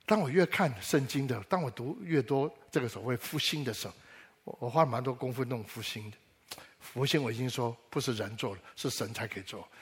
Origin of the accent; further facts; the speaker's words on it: Taiwan; 我小时候在台湾